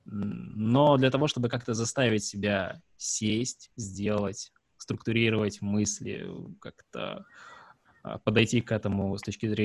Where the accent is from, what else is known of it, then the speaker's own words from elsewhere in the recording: Sevastopol, Ukraine; А, я из Севастополя. Там сложно.